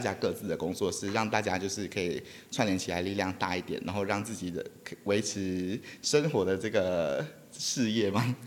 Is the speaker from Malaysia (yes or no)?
yes; Malaysia; now in Taitung, Taiwan; 像我自己本身的话是马来西亚人，然后嗯哼。我来到东海岸也差不多第六年了